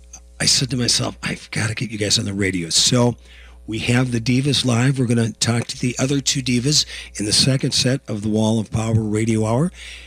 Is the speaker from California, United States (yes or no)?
no; Virginia, Minnesota, United States; moved away; every time I come up to the Iron Range, and especially Virginia, my hometown